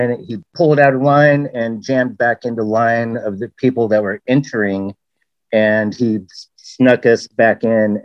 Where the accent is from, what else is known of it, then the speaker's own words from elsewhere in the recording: Western Washington, United States; also born or lived in Germany / Southern Oregon; I grew up in Washington from a very early age. I was born over in Germany and was over there for like the first year of my life. And then in Southern Oregon for another year or so of my life. And then here in Western Washington